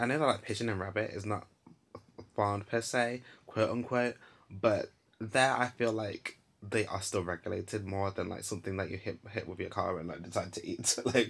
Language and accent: English; Nottingham, East Midlands, United Kingdom; oh, so you're from Nottingham. Oh, so you know about these kind of things then?